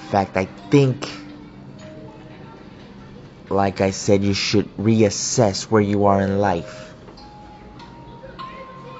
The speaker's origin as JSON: {"language": "English", "country": "United States", "said": "I am also an American. A proud American, because this country has allowed for a better life for my parents"}